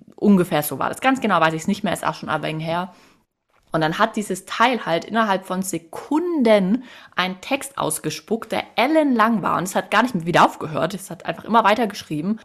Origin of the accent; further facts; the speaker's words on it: Swabia, Germany; Ich bin als Schwäbin